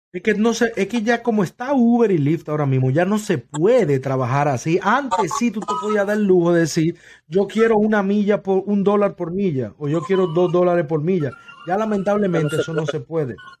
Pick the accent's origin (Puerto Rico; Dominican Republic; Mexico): Dominican Republic; also born or lived in New York; now in West Palm Beach, United States; yo soy dominicano